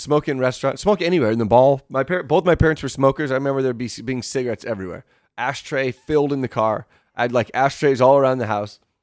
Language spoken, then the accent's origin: English; Michigan, United States; when I was growing up on Fourth of July, 'cause you could have, like, the shitty fireworks in Michigan